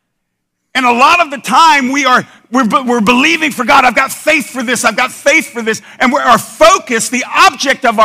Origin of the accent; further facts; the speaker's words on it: United States; we're American Christians in the 21st century